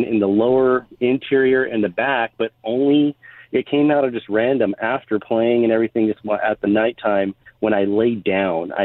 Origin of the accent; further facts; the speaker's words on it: Diamond Bar, California, United States; I grew up in the Diamond Bar area